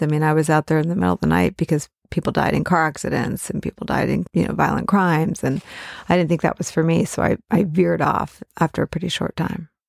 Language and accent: English; San Francisco Bay Area, California, United States; moved away; a tie to my hometown